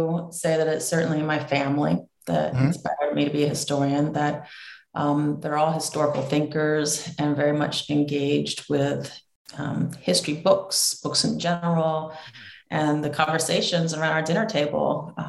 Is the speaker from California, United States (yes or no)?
yes; San Diego, California, United States; So I was raised in the U.S.-Mexico borderlands. In particular, I grew up in San Diego, California.